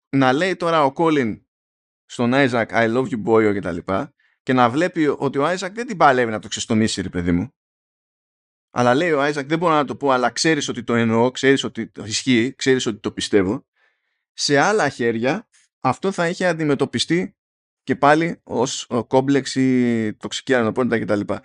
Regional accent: Greece; είμαι Έλληνας

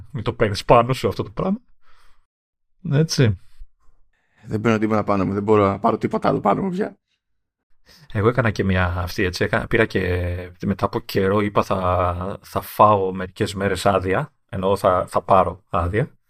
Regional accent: Greece; Είμαι από Ελλάδα.

